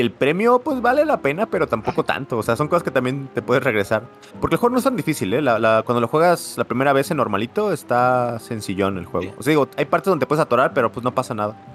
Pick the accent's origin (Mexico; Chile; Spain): Mexico; a pesar de que somos de México los dos